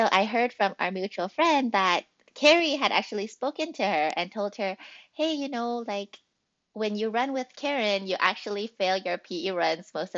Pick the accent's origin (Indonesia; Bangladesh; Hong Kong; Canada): Canada; Vancouver, British Columbia; moved away as an adult; also born or lived in Australia; now in Seattle, United States; I was born in Australia and actually came to Canada when I was almost 3 years old. So I've spent pretty much my whole life in Canada.